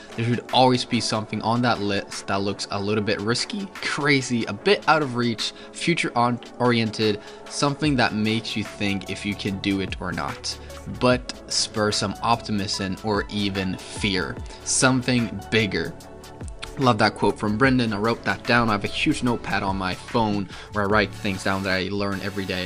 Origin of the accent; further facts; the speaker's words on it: Sweden; I came from Sweden.